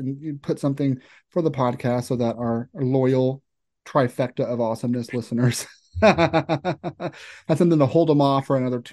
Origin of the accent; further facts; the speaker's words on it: Kentucky, United States; I'm from Kentucky, not Louisiana